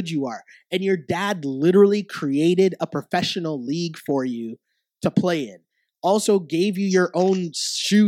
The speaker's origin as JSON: {"language": "English", "town": "Toronto", "region": "Ontario", "country": "Canada", "tie": "born or raised there", "said": "I grew up in like inner city Toronto"}